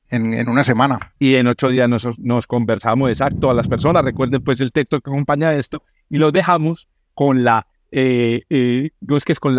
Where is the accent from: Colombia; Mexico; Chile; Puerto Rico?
Colombia; Cali, Valle del Cauca; Yo soy de Cali, Valle del Cauca.